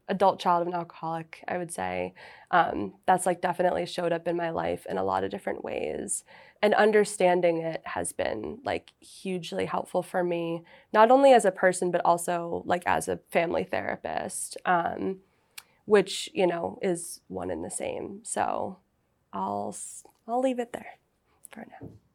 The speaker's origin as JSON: {"language": "English", "region": "Massachusetts", "country": "United States", "said": "I am from Massachusetts"}